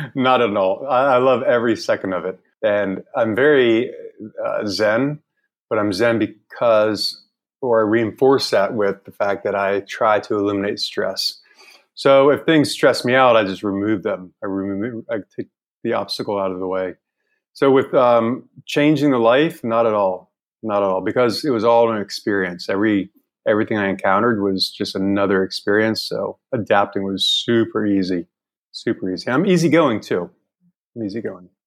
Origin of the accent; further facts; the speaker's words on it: Northern Virginia, United States; moved away as an adult; also born or lived in Charleston, South Carolina / Greenville, North Carolina / New York City; now in Hanoi, Vietnam; I grew up in Northern Virginia, outside of DC.